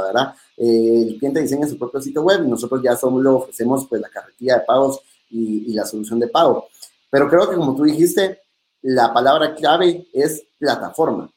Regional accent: Guatemala; como buenos guatemaltecos

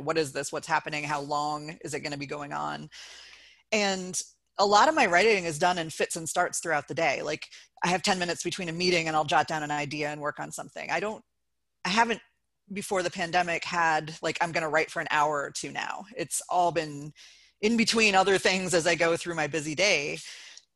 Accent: Athens, Ohio, United States; moved away as an adult; now in Cleveland Heights, United States; It's in Athens, Ohio, where I was born and grew up and lived for 28 years

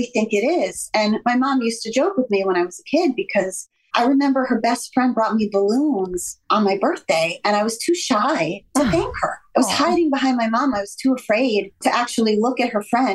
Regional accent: Miami, Florida, United States; moved away; growing up in Miami, I was always in the water

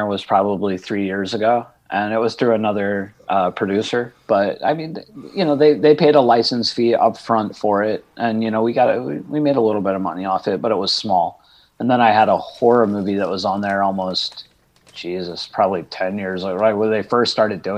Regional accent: Indiana, United States; also born or lived in New Orleans / Los Angeles; now in Georgia, United States; I was born in Indiana

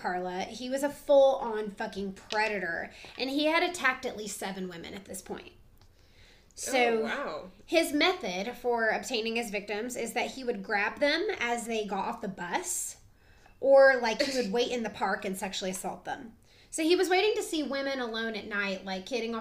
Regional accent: the South, United States; We are from the South

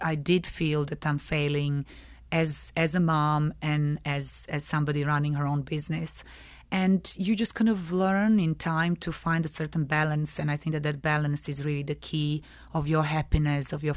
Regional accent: Belgrade, Serbia; moved away as an adult; now in London, United Kingdom; I'm originally from Belgrade, from Serbia. Yeah, and that's where I was brought up.

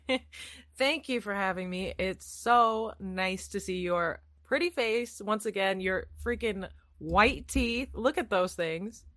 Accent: Iowa, United States; moved away as an adult; also born or lived in California; now in England; I'm from Iowa

